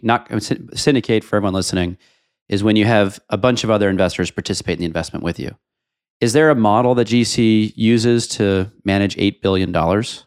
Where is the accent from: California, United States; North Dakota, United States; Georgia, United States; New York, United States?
New York, United States; New York City; I'm a New Yorker